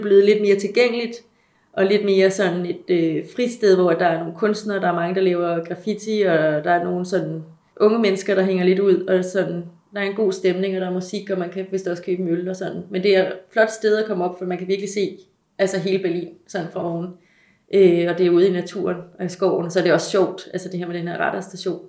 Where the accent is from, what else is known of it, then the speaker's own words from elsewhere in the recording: Denmark; som dansker